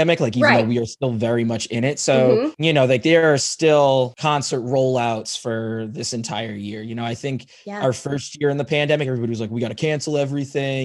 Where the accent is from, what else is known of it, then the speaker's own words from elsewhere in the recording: Syracuse, New York, United States; now in Chicago, United States; Syracuse. That's my hometown